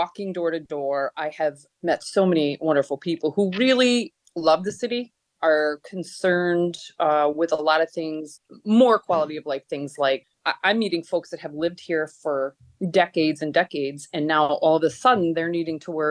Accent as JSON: {"language": "English", "town": "Troy", "region": "New York", "country": "United States", "tie": "born or raised there", "said": "I grew up in Troy, actually in District 3"}